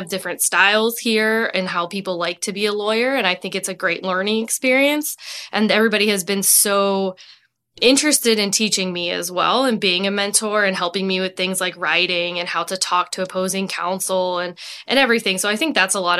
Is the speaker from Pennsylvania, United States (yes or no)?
yes; Pittsburgh, Pennsylvania, United States; moved away as an adult; also born or lived in London / Lexington, Virginia; I'm from Pittsburgh